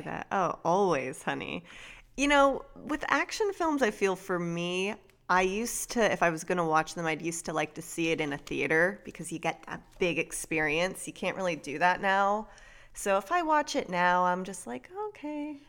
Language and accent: English; South Florida, United States; I grew up in South Florida